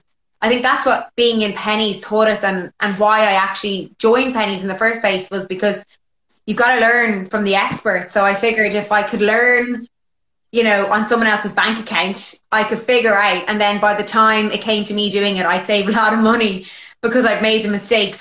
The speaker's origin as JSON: {"language": "English", "country": "Ireland", "also_born_or_lived": "London, United Kingdom", "moved": "as an adult", "said": "when I moved back to Ireland from England, I moved home with my parents"}